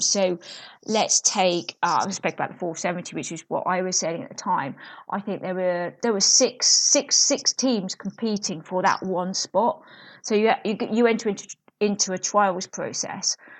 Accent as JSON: {"language": "English", "town": "South Nutfield", "region": "South East England", "country": "United Kingdom", "tie": "born or raised there", "said": "I grew up in Surrey, um, in, I can't, a little village called South Knotfield"}